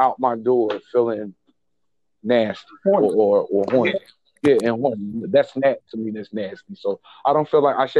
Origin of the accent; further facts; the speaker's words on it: Kansas City, Missouri, United States; I'm from Kansas City, Missouri. My born and raised my whole life